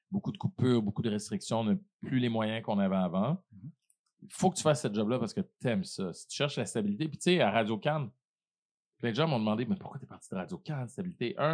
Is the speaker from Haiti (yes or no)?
yes; Haiti; Je pense que ça vient du fait aussi que je suis haïtien, tu sais.